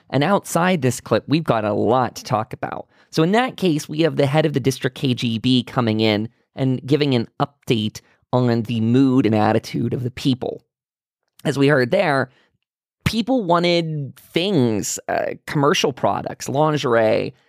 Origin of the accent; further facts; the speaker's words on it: United States; being an American